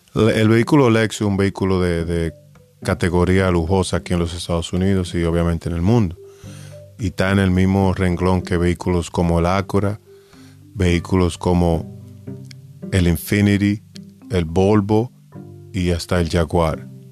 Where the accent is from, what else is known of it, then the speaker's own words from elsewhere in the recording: Dominican Republic; Como dominicano